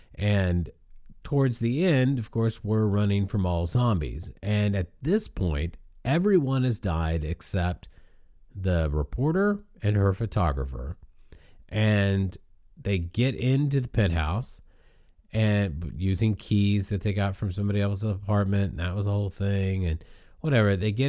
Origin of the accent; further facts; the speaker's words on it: Barcelona, Catalonia, Spain; English is a second language; I'm originally from Barcelona. It comes out when I say ago.